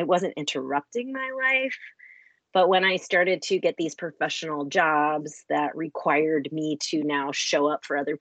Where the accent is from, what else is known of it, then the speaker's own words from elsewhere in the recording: DC/Baltimore region, Maryland, United States; also born or lived in Colorado / Texas / New York City; I am originally from Maryland and grew up in the DC, Baltimore region